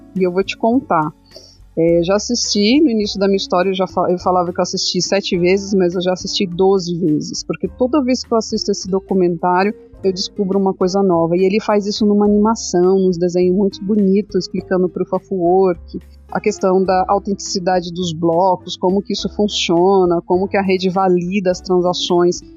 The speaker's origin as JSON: {"language": "Portuguese", "region": "São Paulo", "country": "Brazil", "tie": "born or raised there", "said": "eu sou paulista, sou da capital de São Paulo, vim das bordas, das periferias, né? É, nunca morei na favela, mas eu sei toda a aflição que as pessoas passam na periferia. Sempre morei em periferia"}